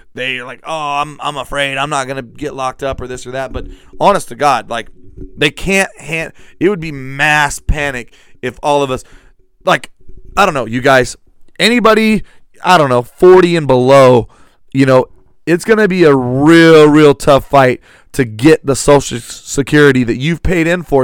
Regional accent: United States; as an American

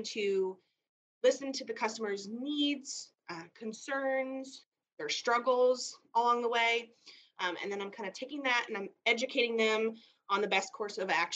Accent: Illinois, United States; moved away as an adult; now in Jefferson City, United States; I moved from Illinois, where I grew up, in 2017 with my family.

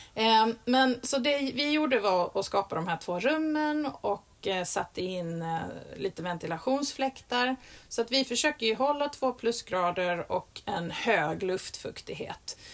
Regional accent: Skåne, Sweden; i min skånska mage

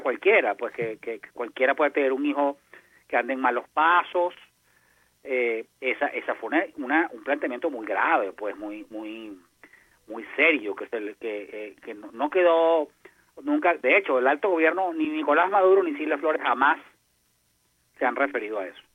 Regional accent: Venezuela; como venezolano

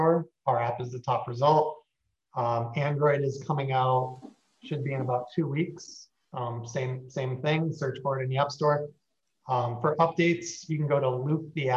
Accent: near Buffalo, New York, United States; moved away as an adult; also born or lived in Seattle / Los Angeles; now in Miami, United States; Grew up near Buffalo

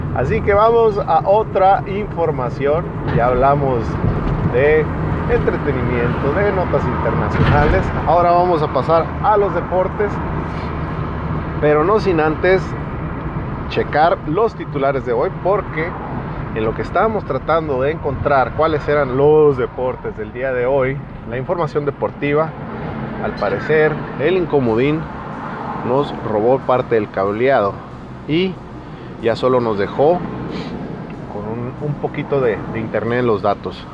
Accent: Mexico; yo como mexicano

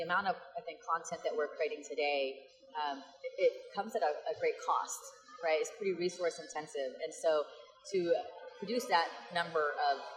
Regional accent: Dallas, Texas, United States; I'm from Dallas

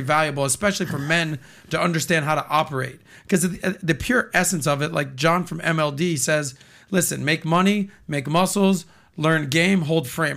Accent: Miami, Florida, United States; born and raised in Miami my entire life

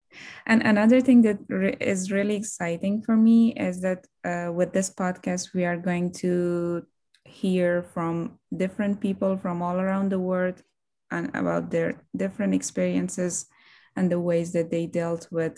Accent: Afghanistan; I'm from Afghanistan.

